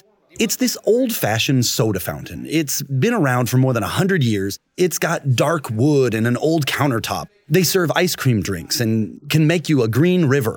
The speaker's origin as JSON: {"language": "English", "region": "Iowa", "country": "United States", "tie": "born or raised there", "said": "I'm in my home state of Iowa"}